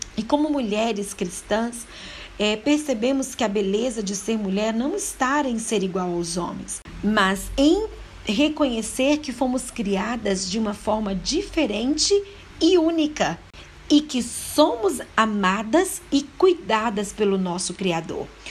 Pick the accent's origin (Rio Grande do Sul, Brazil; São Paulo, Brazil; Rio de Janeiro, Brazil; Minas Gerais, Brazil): Minas Gerais, Brazil; Mariana; eu sou da cidade de Mariana, Minas Gerais